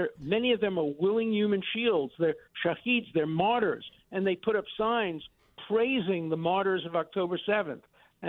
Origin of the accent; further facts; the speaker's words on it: United States; They're not refugees any more than you're a refugee from Lebanon or I'm a refugee from Poland. There's a statute of limitations. It's over. You're an American. I'm an American.